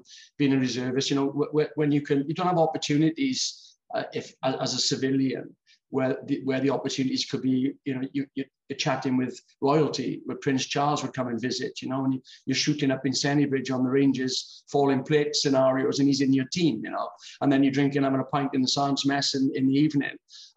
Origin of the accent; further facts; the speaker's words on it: Swansea, Wales, United Kingdom; also born or lived in Port Talbot; Then we came back to Swansea. And that's where I sort of did my growing up from 11 to now